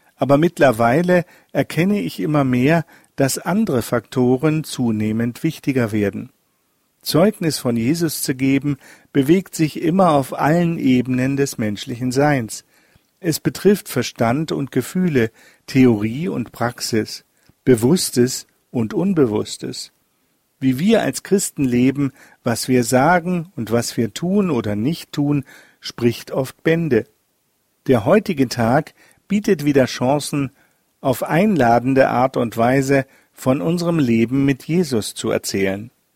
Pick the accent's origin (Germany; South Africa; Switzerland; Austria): Germany; Pforzheim, Baden-Württemberg; Während meiner Kindheit in Pforzheim hatten meine Eltern häufig Gespräche mit Andersgläubigen